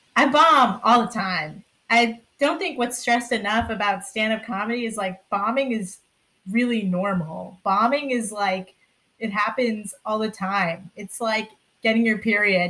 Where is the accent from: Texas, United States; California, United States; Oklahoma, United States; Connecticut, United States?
Connecticut, United States; Sandy Hook; I'm from Sandy Hook, Connecticut